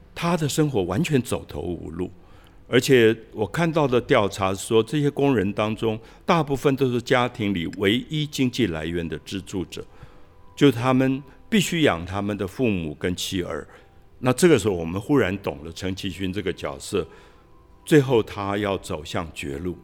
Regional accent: Dalongdong, Taipei, Taiwan; 我小时候我是在大龙洞长大，那那个大龙国小升学率不高

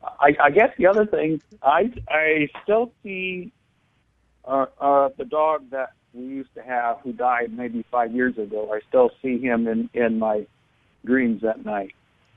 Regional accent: Cedar Rapids, Iowa, United States; my birthday is February 5th, 63, and I was born in Cedar Rapids, Iowa.

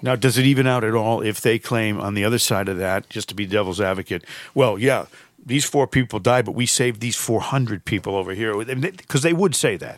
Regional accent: Connecticut, United States; moved away; I'm from Connecticut

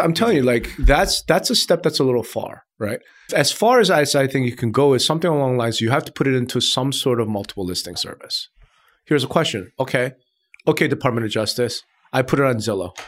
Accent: Hempstead, New York, United States; I lived, I grew up in Hempstead, and right across one street is Garden City

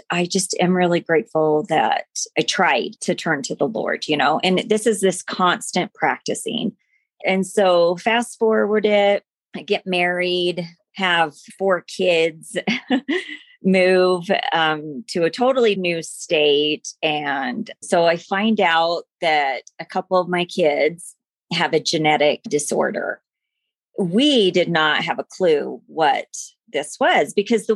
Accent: American Fork, Utah, United States; I grew up in American Fork, Utah

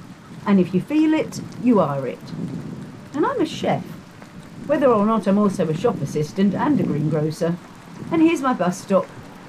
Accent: Milton Keynes, South East England, United Kingdom; moved away as an adult; Milton Keynes, originally. I moved here about 10 years ago.

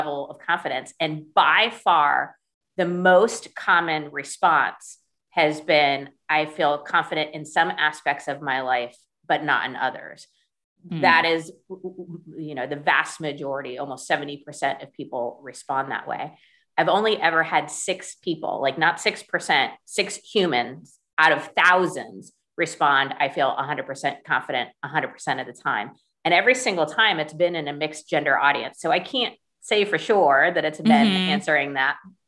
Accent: United States; as an American

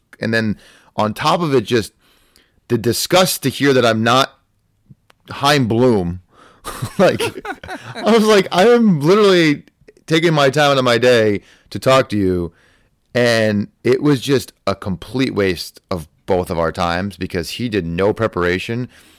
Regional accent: Pittsburgh, Pennsylvania, United States; I grew up in Pittsburgh. I like the Steelers, and I eat pasta on Thanksgiving.

